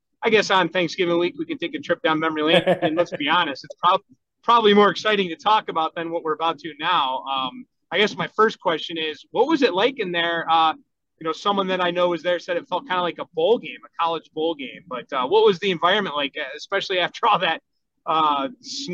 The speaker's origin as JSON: {"language": "English", "town": "Bay Village", "region": "Ohio", "country": "United States", "tie": "born or raised there", "said": "St. Rayfield's where I went grade school and church growing up in Bay Village"}